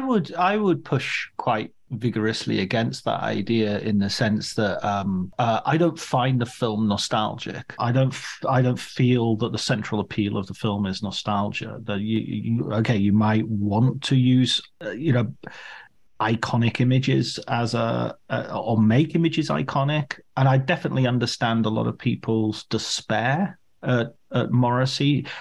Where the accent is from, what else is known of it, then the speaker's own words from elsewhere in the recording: Barrow-in-Furness, North West England, United Kingdom; I'm from Furness, which is really, although it's from the north